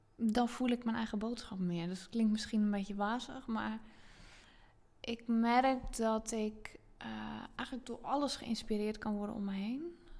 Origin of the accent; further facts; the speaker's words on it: Zeelandic Flanders, Netherlands; moved away as an adult; now in Zandvoort area, Netherlands; ik heb dus 30 jaar in zuid vlaanderen gewoond en. Ehm, dus dat is eh, het stuk van Zeeland wat tegen België aangeplakt zit